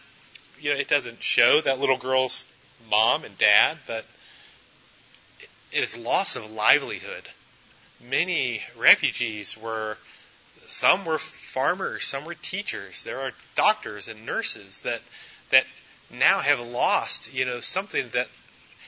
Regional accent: United States; also born or lived in Memphis, Tennessee; now in Clarkston, United States; many of us are probably citizens of the U.S. We were born here

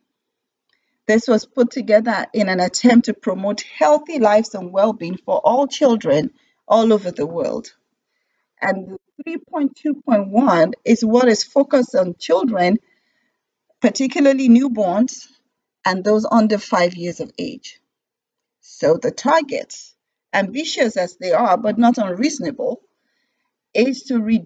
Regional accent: Nigeria; I was born and raised in Nigeria and got my medical degree from University of Ilorin in Nigeria

